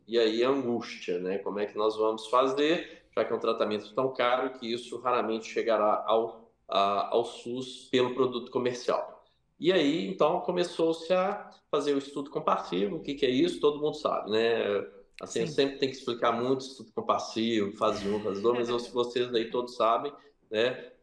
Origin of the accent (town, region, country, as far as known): Brazil; moved away as an adult; also born or lived in France / Oxford, England